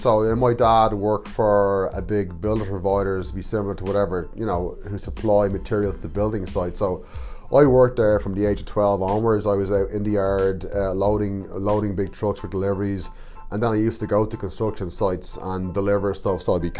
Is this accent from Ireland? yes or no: yes; Dublin, Leinster, Ireland; also born or lived in County Cork, Ireland; now in Canada; Yeah, so I grew up in Dublin, Ireland. The big smoke, as we say, in Dublin. Obviously, I travel around a bit of Ireland, so moved around some places, and we've got lots of different dialects. So yeah, to you Canadians, I do sound a bit funny.